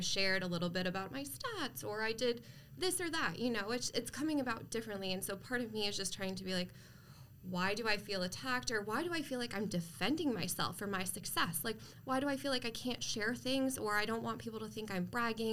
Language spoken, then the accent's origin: English; East Coast, United States; moved away as an adult; now in Arizona, United States; I am originally from the East Coast, so I've been in Arizona about 7 years now